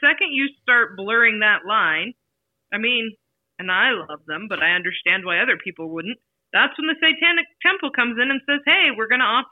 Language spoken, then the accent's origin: English; Idaho, United States; we grew up with that in Idaho